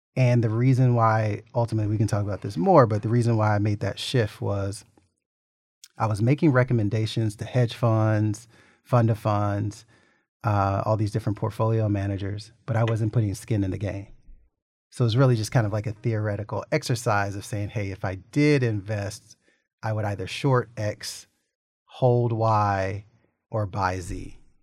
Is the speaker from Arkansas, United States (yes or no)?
yes; Little Rock, Arkansas, United States; growing up in Little Rock, I had two people investors as parents